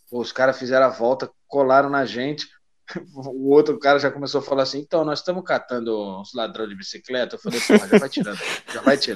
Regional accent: Rio de Janeiro, Brazil; nascido e criado no Andaraí, é, correndo, correndo sempre pelas ruas da Zona Norte.

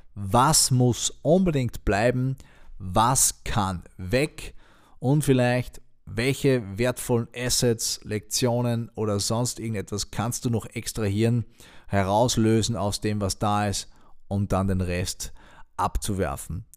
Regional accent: Austria; Bei uns in Österreich

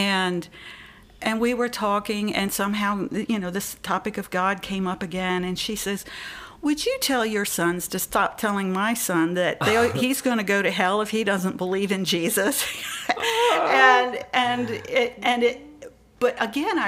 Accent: the Bible Belt, the South, United States; moved away as an adult; also born or lived in Maryland; I grew up in the Bible Belt back in the 70s, 60s, 70s, 80s

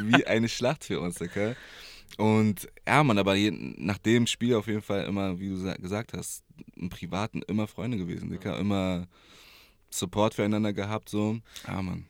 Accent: Berlin, Germany; geboren, aufgewachsen hier in Berlin, Wedding, Moabit.

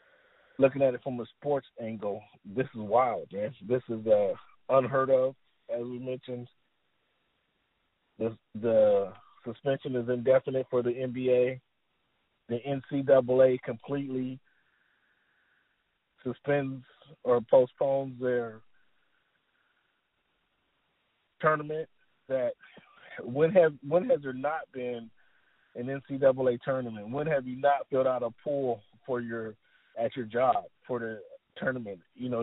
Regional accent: Italy; born there; I'm kind of a military brat, so we moved all around, but I was born in Italy.

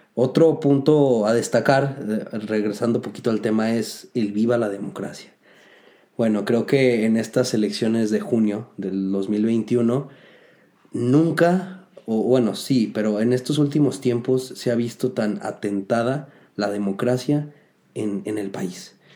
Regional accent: Mexico; haber nacido esta tierra

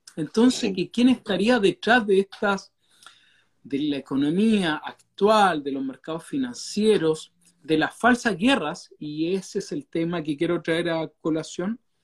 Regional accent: Valdivia, Los Ríos, Chile; la ciudad que nosotros somos acá de Valdivia

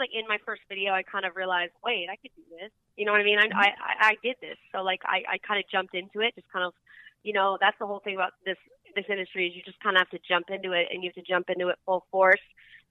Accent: Malibu, California, United States; also born or lived in Hana, Maui, Hawaii; I grew up in Malibu, and I lived in Hana, Maui for a while.

